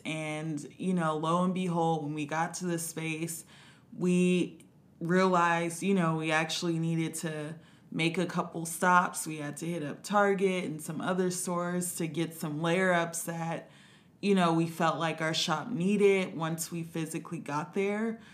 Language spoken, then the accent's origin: English; Compton, California, United States; I'm from Compton, California.